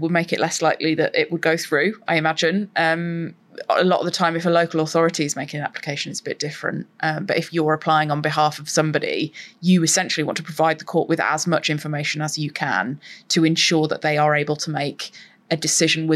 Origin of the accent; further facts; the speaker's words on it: United Kingdom; as British people